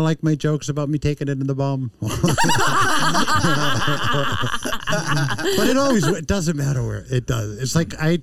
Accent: Boston, Massachusetts, United States; when I grew up in Boston as a mm-hmm. kid, when I was 18, I was a bouncer

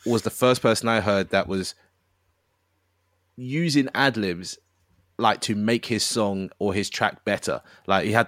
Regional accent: United Kingdom; I'm British

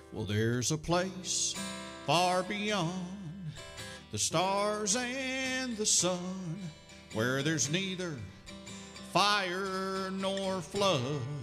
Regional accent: Russellville, Kentucky, United States; Russellville's my hometown, and I um, was born there

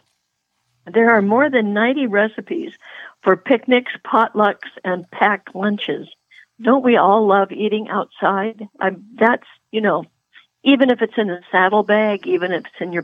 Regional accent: Puget Sound, Washington, United States; moved away; I grew up on Puget Sound, you know, which was not a good place for a cowgirl to be, but I got out of there

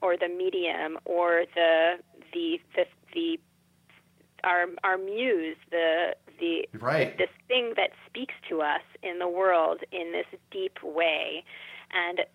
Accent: Philadelphia, Pennsylvania, United States; I grew up in Philadelphia, which is obviously an urban environment, but there's real healthy amount of natural spaces and natural wilds here in Philadelphia, too

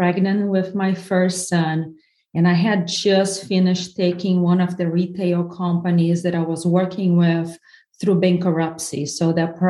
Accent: southern Brazil, Brazil; English is a second language; moved away as an adult; now in United States; I'm from the south of Brazil where Italians and Germans went

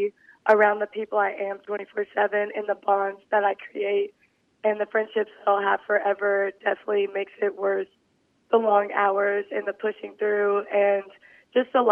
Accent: Mississippi, United States; I grew up in Albridge, Mississippi, very local.

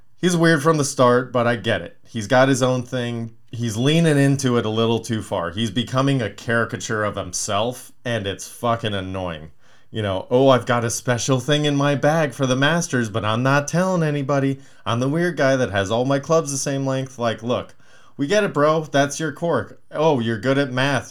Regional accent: Palmdale, California, United States; I grew up in Palmdale

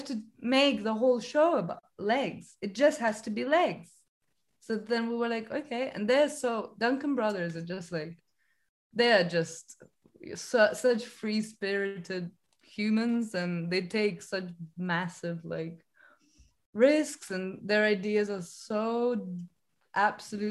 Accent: Estonia; now in London, United Kingdom; I'm from Estonia

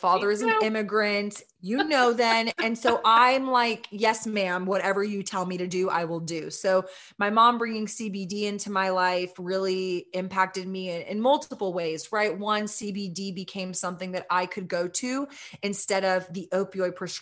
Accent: Austin, Texas, United States; We're a women-owned, sister-owned cannabis brand that is headquartered in my hometown of Austin, Texas

